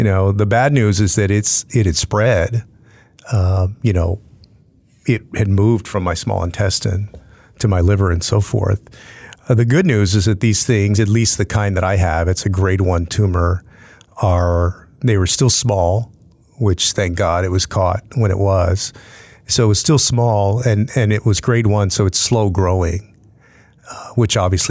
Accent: San Antonio, Texas, United States; growing up in South Texas as a Latino, grew up on the west side of town, and diabetes is rampant in San Antonio and in South Texas.

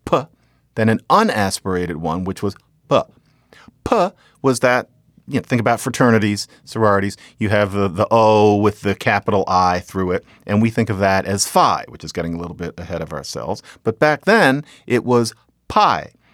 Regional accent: Philadelphia, Pennsylvania, United States; I'm from there

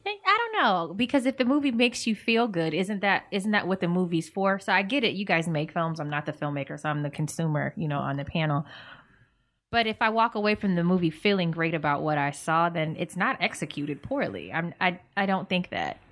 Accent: Virginia, United States; we're from Virginia

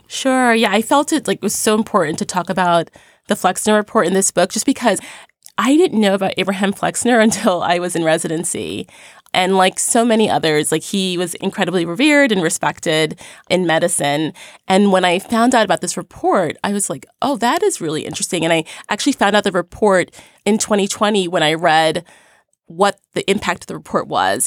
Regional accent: New York City, New York, United States; I grew up in Crown Heights, Brooklyn

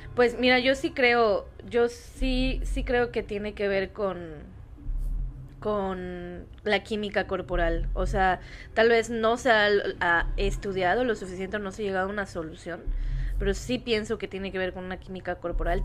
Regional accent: Yucatán, Mexico; soy yucateca

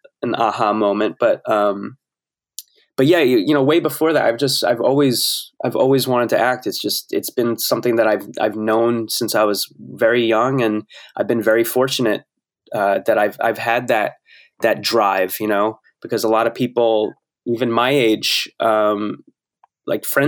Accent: New Jersey, United States; I grew up in New Jersey and it was in close proximity to New York

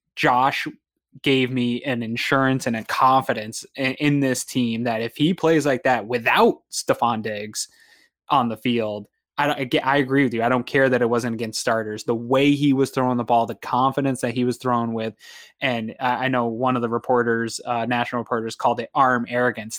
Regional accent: New England, United States; I'm from New England

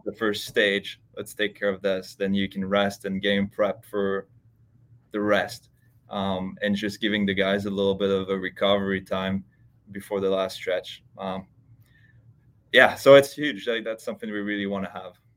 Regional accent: Switzerland; moved away as an adult; also born or lived in Texas / Ohio; I grew up in Switzerland, uh, and I played there until I was twenty, twenty years old.

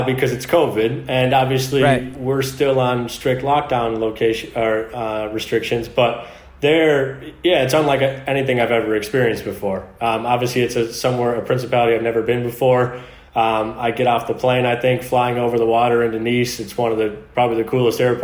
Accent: United States; moved away as an adult; being an American

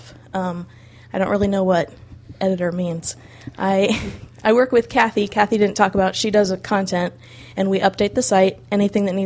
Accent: Illinois, United States; And I'm from Illinois, just like Teresa. We're like 45 minutes from her parents' house. And I grew up just 15 minutes from where we live now

